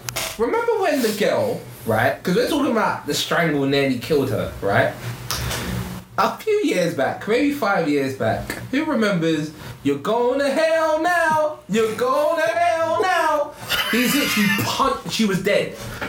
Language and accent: English; Jamaica; I'm Jamaican, man. I'm different.